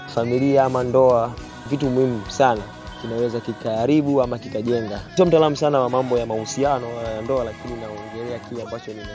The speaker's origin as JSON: {"language": "Swahili", "town": "Songea", "region": "Ruvuma", "country": "Tanzania", "tie": "born or raised there", "said": "Nimezaliwa Songea, uh, tarehe 25 mwezi wa"}